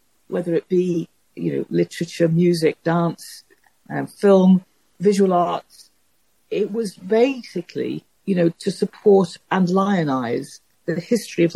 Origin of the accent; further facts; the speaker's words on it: Liverpool, North West England, United Kingdom; I come from Liverpool, and I don't come from anything like an artistic background